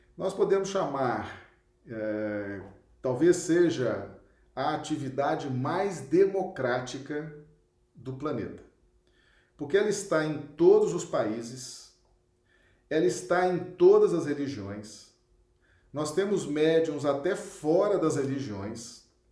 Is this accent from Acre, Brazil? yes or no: yes; Acre, Brazil; cidade muito simpática aqui do nosso estado do Acre